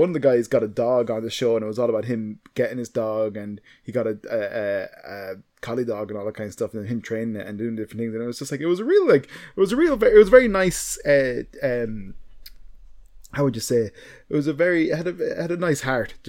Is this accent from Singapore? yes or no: no; Ireland; as a Irish person from a, you know, certain background